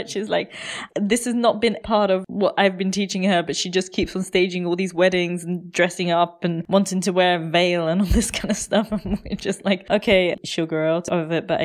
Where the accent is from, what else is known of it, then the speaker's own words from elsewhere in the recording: India; just because I'm Indian and I know these things